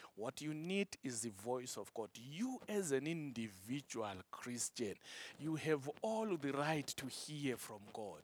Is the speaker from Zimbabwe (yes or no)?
yes; Zimbabwe; my country, Zimbabwe